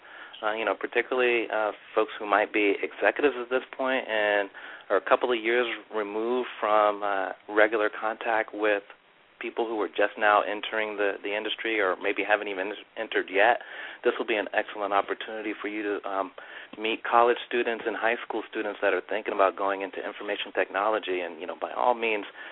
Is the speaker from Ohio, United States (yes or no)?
no; Maryland, United States; now in Charlotte, United States; I'm originally from Maryland